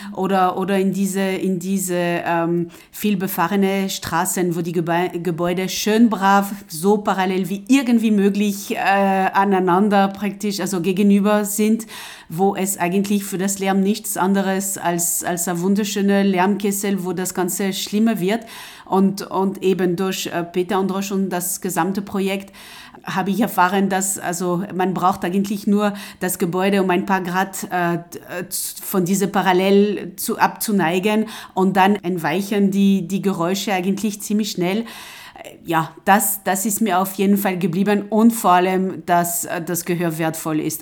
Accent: France; German is a second language; moved away as an adult; now in Linz, Austria; ich bin Französin und, und bin direkt am Meer aufgewachsen.

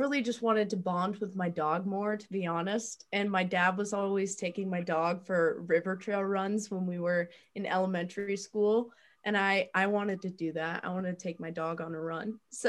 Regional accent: Bend, Oregon, United States; born or raised there

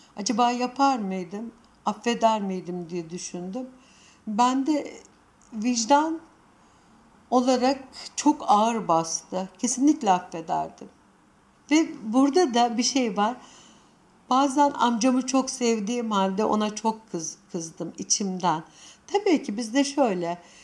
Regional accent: Anatolia, Turkey; Sonuçta biz Anadolu'da yetiştik.

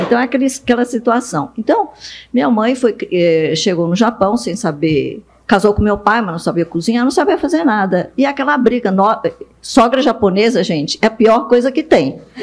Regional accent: Bastos, São Paulo, Brazil; Portuguese is a second language; also born or lived in Japan; fomos para Bastos, e eu vi naquele momento, eu tinha sete anos, que meus pais não entendiam português

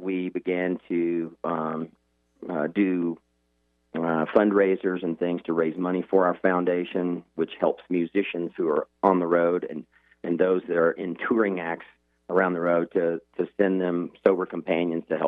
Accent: right outside of Nashville, Tennessee, United States; I grew up right outside of Nashville, Tennessee

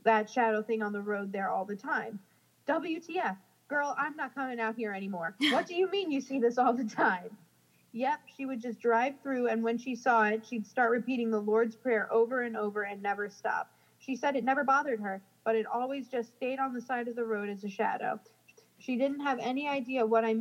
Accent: New Jersey, United States; moved away; I'm from New Jersey and I, you know, we don't have javelinas

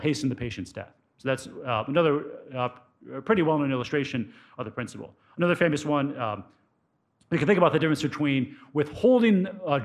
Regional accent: Cleveland, Ohio, United States; I grew up in the Cleveland area as a Browns fan

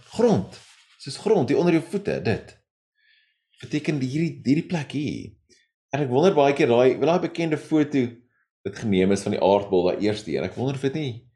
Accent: South Africa; ons is as Suid-Afrikaners

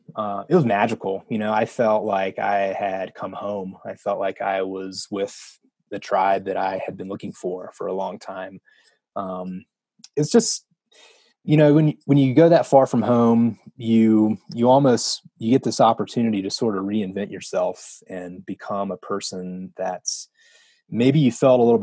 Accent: the South, United States; You know, I grew up in the South. You know, there's a lot of cultural norms in the South, and, you know, ideas around, you know, religion and race and you know, sexuality, everything, the whole spectrum.

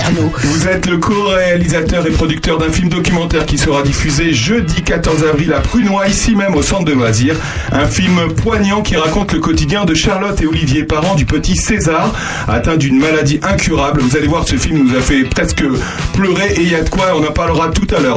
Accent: Charente, Nouvelle-Aquitaine, France; je suis charentais

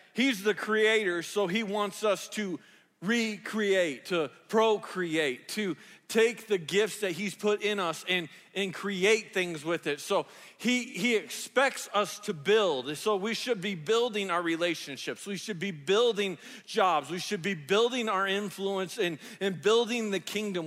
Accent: the South, United States; I grew up in the South

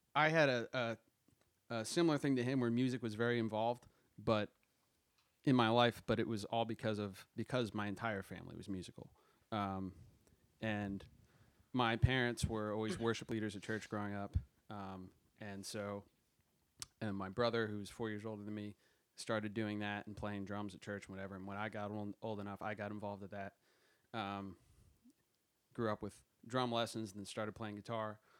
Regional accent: Jersey Shore, New Jersey, United States; I'm from Jersey

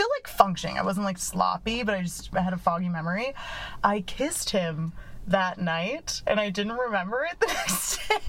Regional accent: Chicago, Illinois, United States; I'm from Chicago.

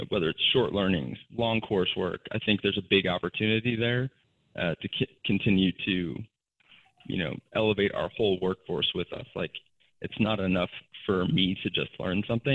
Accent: Chicago, Illinois, United States; now in Chattanooga, United States; I'm in Chattanooga, Tennessee right now, and I grew up in Chicago

